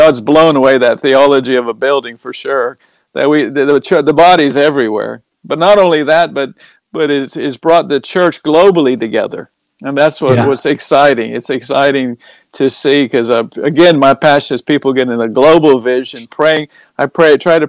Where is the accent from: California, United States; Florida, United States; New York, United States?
Florida, United States; Orange Park; moved away as an adult; also born or lived in Jacksonville, Florida / London / Cornwall; now in United Kingdom; that's where I grew up, was in Orange Park